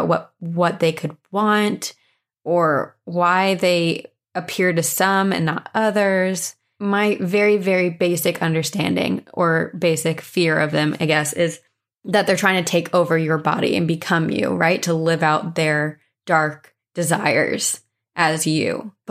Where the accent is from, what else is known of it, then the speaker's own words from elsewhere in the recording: Texas, United States; also born or lived in Louisiana; We're from Texas, but have lived most of my kids' life in Louisiana, and yes, that state is just as haunted as you would think. Now I live up north, and I am adjusting.